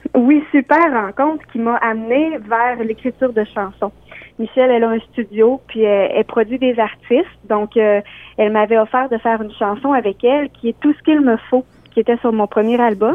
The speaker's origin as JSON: {"language": "French", "area": "Beauce", "region": "Quebec", "country": "Canada", "said": "je viens de la Beauce. je suis une auteure, compositrice, interprète de la Beauce."}